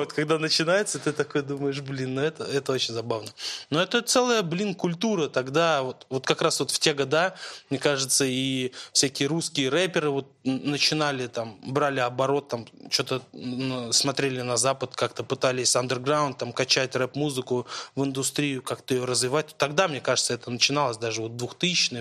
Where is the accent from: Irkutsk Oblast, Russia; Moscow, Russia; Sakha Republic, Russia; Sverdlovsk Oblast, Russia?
Moscow, Russia; я родился в Москве